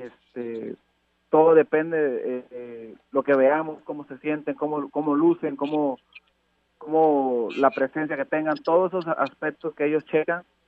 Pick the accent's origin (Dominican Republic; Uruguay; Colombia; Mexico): Mexico; Tabasco; also born or lived in Córdoba, Veracruz; nací en Veracruz pero creado en Tabasco